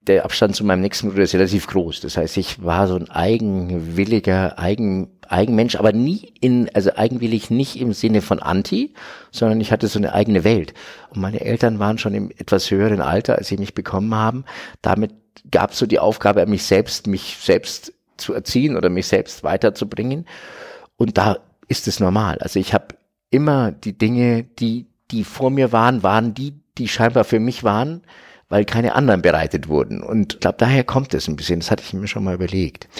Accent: Franconia, Bavaria, Germany; ich bin 69 geboren in Franken, in Bayern.

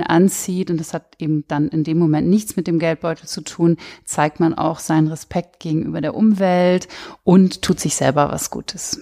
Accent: Cloppenburg, Lower Saxony, Germany; moved away; also born or lived in near Bremen; in Kloppenburg, wo ich aufgewachsen bin

